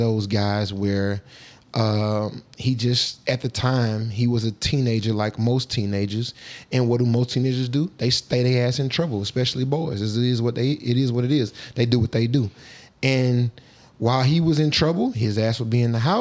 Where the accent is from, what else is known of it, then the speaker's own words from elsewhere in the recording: Atlanta, Georgia, United States; I'm from Atlanta, born and raised.